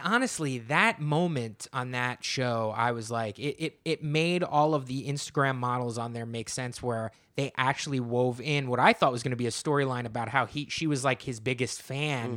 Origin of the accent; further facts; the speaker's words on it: New Jersey, United States; I am from New Jersey